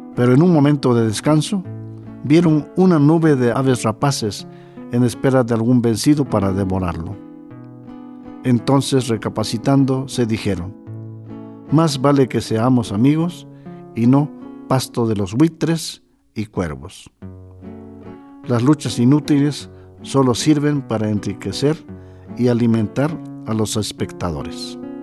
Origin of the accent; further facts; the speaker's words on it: Totontepec Villa de Morelos, Oaxaca, Mexico; moved away; Mi orgullo es haber nacido en mi pueblo Totontepec. Yo soy mije donde quiera